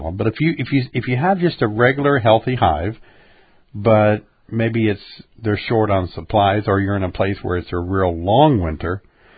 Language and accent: English; Illinois, United States; we're from Illinois